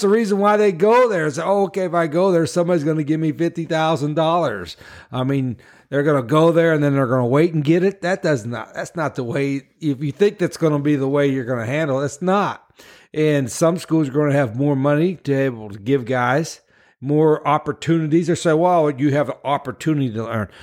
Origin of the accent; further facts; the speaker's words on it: West Virginia, United States; moved away as an adult; also born or lived in New Orleans; we're both from West Virginia